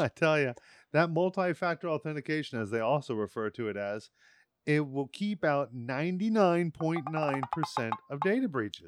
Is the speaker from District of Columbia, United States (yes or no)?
yes; Washington, District of Columbia, United States; I was in the Washington, D C area